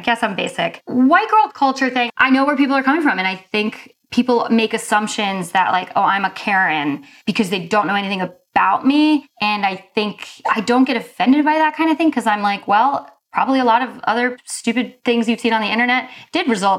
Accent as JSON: {"language": "English", "region": "North Carolina", "country": "United States", "said": "I'm from North Carolina"}